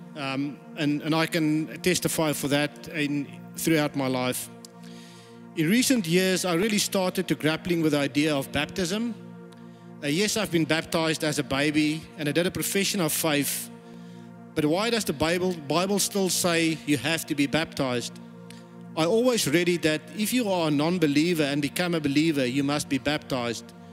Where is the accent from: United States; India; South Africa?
South Africa; moved away; I was born in South Africa